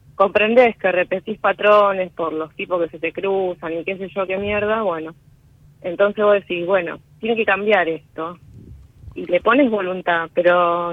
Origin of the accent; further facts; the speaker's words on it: Rosario, Santa Fe, Argentina; De Rosario.